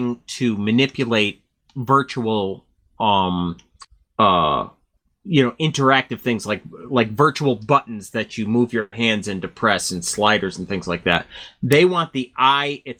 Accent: Connecticut, United States; Back in the 70s, I grew up in Connecticut

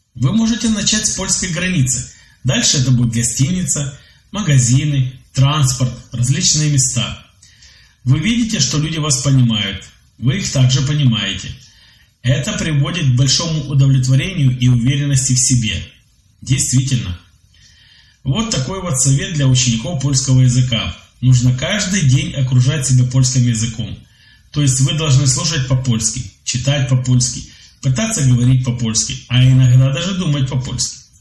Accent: Belarus; also born or lived in Minsk; Я из Беларуси. Живу в Минске.

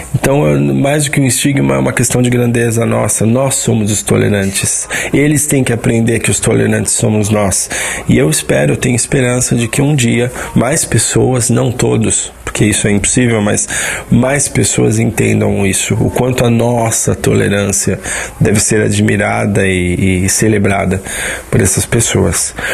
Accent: São Paulo, Brazil; now in Southern Brazil; eu tenho 36 anos, sou de São Paulo, mas vivo no Sul

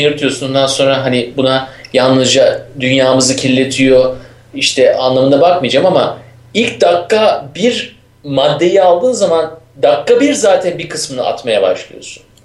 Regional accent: Istanbul, Turkey; ben İstanbul'luyum

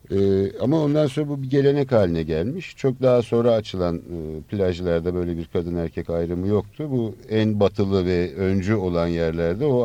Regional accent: Istanbul, Turkey; Kadıköy için söylüyordun işte çocukluğum orada

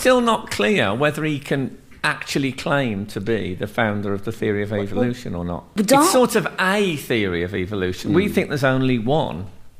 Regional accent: England, United Kingdom; we, the English

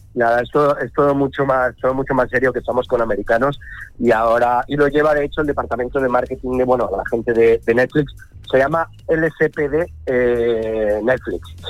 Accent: Spain; como español, como españoles

